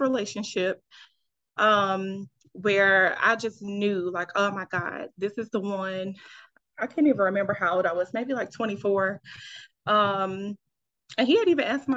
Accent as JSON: {"language": "English", "town": "Fayetteville", "region": "North Carolina", "country": "United States", "moved": "as an adult", "lives_now": "Los Angeles, United States", "said": "I am originally from Fayetteville, North Carolina, 26"}